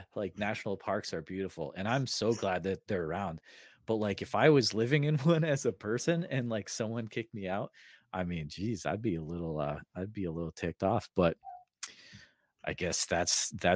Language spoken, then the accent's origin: English; New England, United States; I grew up in New England